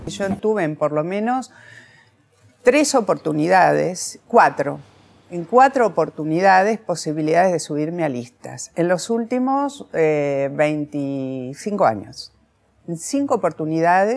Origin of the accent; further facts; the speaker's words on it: Santa Fe, Argentina; para mí como santafesina